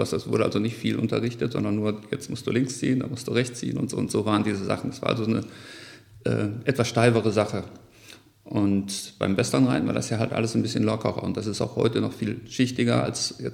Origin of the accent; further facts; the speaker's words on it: Mülheim, North Rhine-Westphalia, Germany; Ja, ich bin in Mülheim-Stierum aufgewachsen.